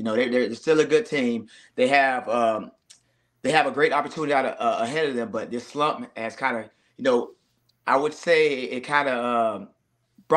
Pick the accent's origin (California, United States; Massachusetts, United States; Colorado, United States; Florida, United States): Florida, United States; Largo; Largo, Florida, man. A little small city, but I love it. That's home for me